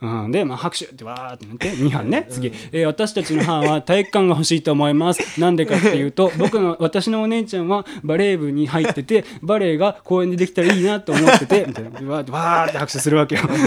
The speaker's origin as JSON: {"language": "Japanese", "town": "Onojo", "region": "Fukuoka", "country": "Japan", "tie": "born or raised there", "said": "僕福岡の大野城市ってとこ出身なんですよ"}